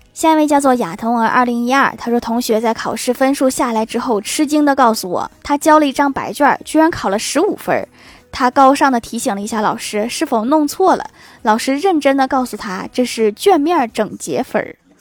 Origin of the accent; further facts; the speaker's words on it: Northeast China, China; 我们东北人